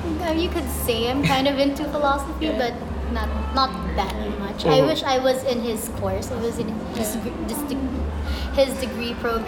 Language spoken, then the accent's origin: English; San Pedro, Calabarzon, Philippines; I'm from San Pedro, Laguna, but I actually go to school with him. I'm also from UPLB